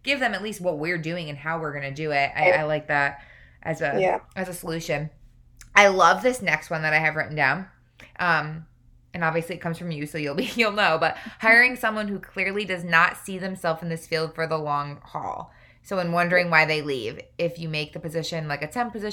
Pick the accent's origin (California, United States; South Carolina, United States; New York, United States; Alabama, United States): New York, United States; upstate; moved away as an adult; also born or lived in Boston; I'm from New York as well. When I lived in New York, upstate New York, there was nothing.